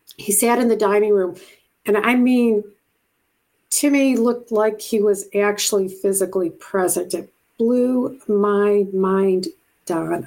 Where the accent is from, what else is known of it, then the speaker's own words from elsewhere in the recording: Buffalo, New York, United States; moved away as an adult; also born or lived in Japan / Hawaii / Puerto Rico / California; I'm from Buffalo, New York originally